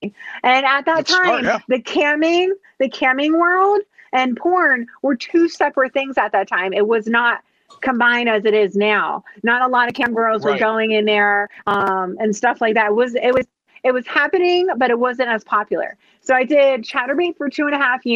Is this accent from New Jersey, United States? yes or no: yes; New Jersey, United States; I'm from South Jersey